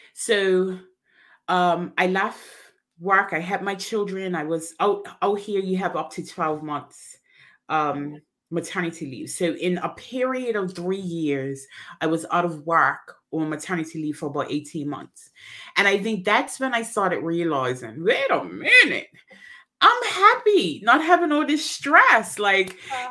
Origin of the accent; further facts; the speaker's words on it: Bermuda; I am originally from Bermuda